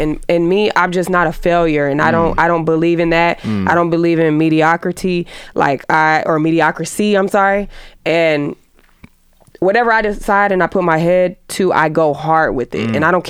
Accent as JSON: {"language": "English", "town": "Atlanta", "region": "Georgia", "country": "United States", "said": "I'm gonna speak with real being that I'm from Atlanta."}